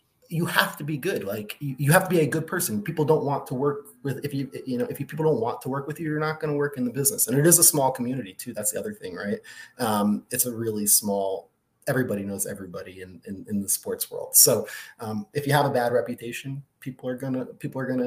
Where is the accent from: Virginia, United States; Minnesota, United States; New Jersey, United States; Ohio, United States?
New Jersey, United States; Livingston; also born or lived in Arizona; I grew up in North Jersey in Livingston, next to South Orange